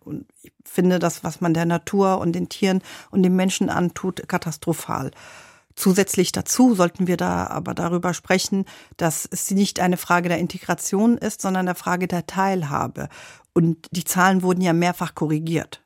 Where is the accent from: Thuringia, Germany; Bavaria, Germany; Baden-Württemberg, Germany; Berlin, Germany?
Berlin, Germany; also born or lived in Lebanon; Ich bin in Berlin aufgewachsen